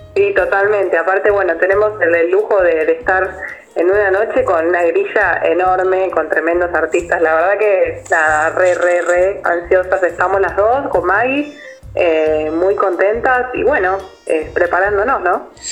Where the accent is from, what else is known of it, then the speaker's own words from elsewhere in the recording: Buenos Aires, Argentina; las dos somos de acá de Buenos Aires